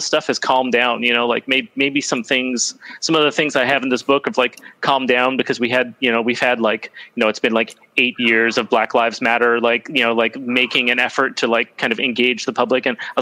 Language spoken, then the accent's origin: English; United States; moved away; I grew up in the United States